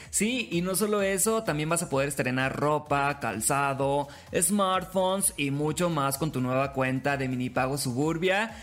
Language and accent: Spanish; Mexico; somos mexicanos